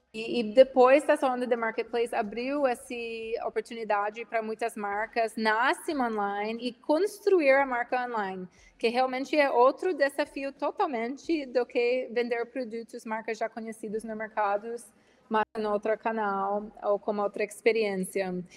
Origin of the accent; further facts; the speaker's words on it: Washington, District of Columbia, United States; Portuguese is a second language; moved away as an adult; now in Brazil; eu sou americana, eu sou de Washington, D.C., inicialmente, nos Estados Unidos. Eu tenho oito anos no Brasil